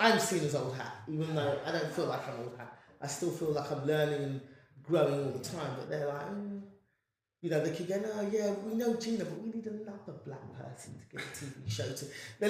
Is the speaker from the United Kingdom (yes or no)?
yes; England, United Kingdom; yes, I'm black and I'm speaking like this because I'm from England.